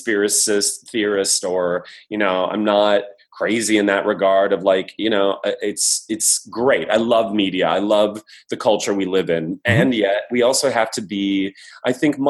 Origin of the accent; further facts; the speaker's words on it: Midwest, United States; growing up in the Midwest